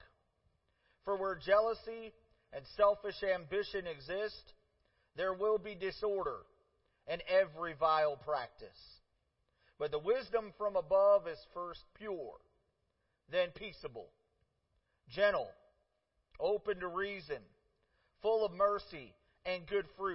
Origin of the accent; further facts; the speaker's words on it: Parma, Ohio, United States; also born or lived in Cleveland, Ohio; We moved to the biggest suburb in town, just outside of town, Parma, and I lived there, grew up there